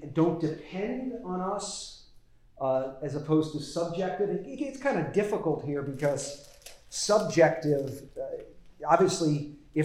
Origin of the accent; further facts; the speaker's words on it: Las Vegas, Nevada, United States; moved away; I grew up in Las Vegas